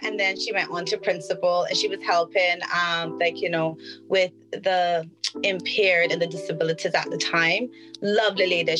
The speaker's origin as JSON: {"language": "English", "country": "Cayman Islands", "tie": "born or raised there", "moved": "as an adult", "lives_now": "London, United Kingdom"}